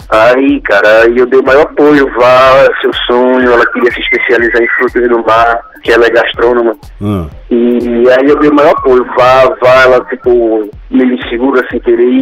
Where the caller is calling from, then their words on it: Recife, Pernambuco, Brazil; De Recife.